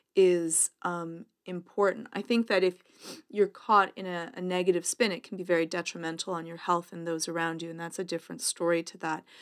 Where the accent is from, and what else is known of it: Canada; accent: Canadian